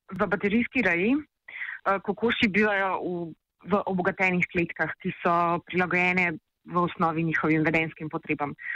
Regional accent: Slovenia; Slovenci smo

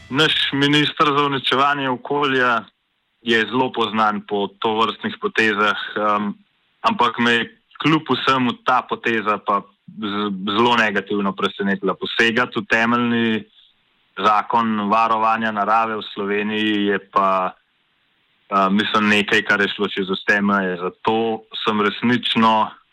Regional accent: Slovenia; smo Slovenci

